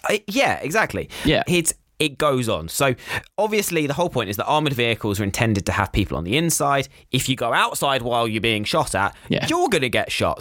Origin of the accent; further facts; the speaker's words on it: United Kingdom; we're British